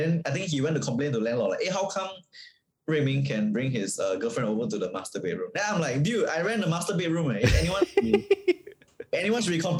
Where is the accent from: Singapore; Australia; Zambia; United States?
Singapore; born or raised there